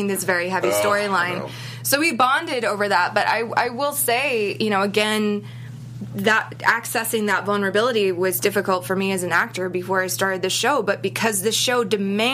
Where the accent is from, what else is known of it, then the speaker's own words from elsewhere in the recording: Boston, Massachusetts, United States; I'm from Boston